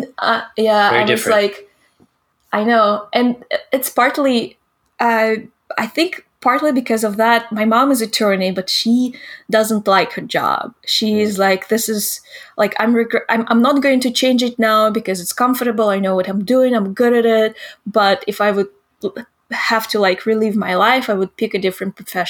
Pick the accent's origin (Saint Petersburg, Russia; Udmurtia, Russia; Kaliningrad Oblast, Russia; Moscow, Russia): Udmurtia, Russia; Izhevsk; English is a second language; moved away as an adult; now in Los Angeles, United States; my hometown is famous because of the Kalashnikov, you know, the AK-47 inventor